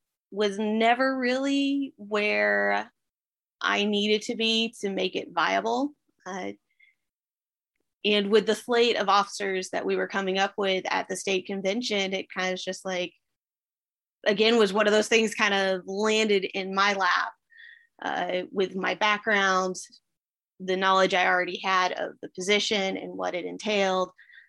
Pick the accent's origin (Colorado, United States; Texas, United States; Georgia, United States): Georgia, United States; Well, I am from Fayette County. We have been here for 28 years. For the most part, grew up here. Grew up in a military family. Which actually, surprisingly enough, makes me the only native Georgian in my family too. I was born down in Liberty County